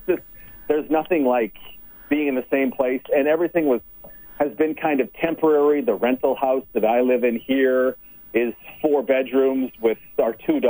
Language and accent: English; Okotoks, Alberta, Canada; moved away as an adult; also born or lived in Red Deer / Edmonton / Winnipeg / Toronto; Okotoks is truly my hometown